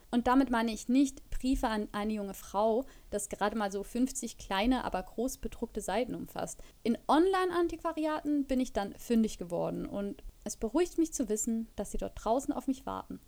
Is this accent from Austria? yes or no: no; Switzerland; moved away as an adult; now in Germany